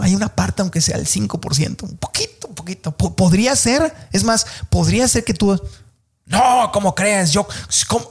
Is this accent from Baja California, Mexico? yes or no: yes; Tijuana, Baja California, Mexico; moved away; yo soy de Tijuana, y cuando viví en Tijuana y yo era niño, pues la gente en mi familia hablaban así